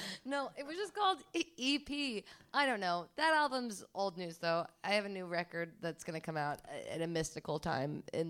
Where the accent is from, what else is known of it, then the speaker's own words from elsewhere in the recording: New York, United States; I'm fucking New Yorker.